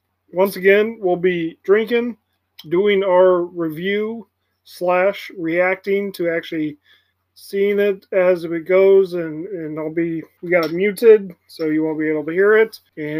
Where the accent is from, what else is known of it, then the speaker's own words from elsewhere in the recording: United States; We're American